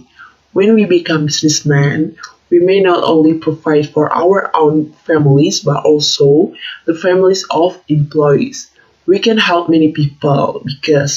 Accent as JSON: {"language": "English", "town": "Semarang", "region": "Central Java", "country": "Indonesia", "also_born_or_lived": "Bandung", "moved": "as an adult", "said": "I was originally from Semarang"}